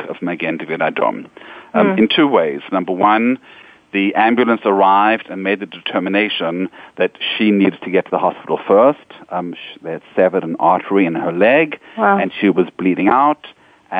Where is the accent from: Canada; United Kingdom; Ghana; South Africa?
South Africa; also born or lived in Israel; now in New York, United States; I come from South Africa. And I remember as a young boy in South Africa